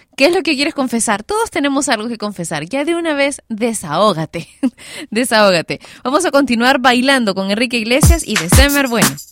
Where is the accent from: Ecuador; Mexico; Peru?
Peru; mi país, Perú